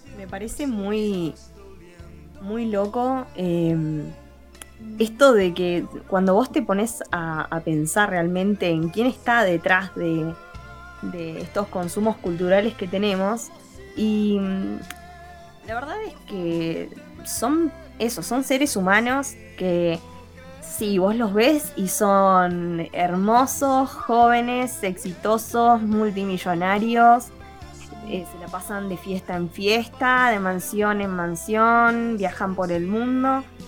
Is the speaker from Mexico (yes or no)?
no; Argentina; nosotros acá en Argentina